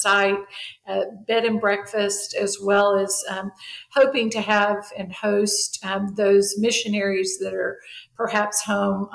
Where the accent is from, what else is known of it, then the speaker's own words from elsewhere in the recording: Orlando, Florida, United States; also born or lived in Tallahassee, Florida; now in Lake City, United States; I am originally from Orlando, but have found myself living most recently